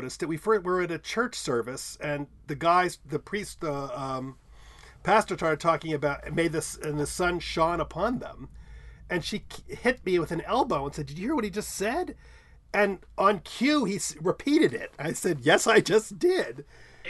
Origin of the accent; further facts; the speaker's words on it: New York, United States; I'm from New York, and I pronounce it …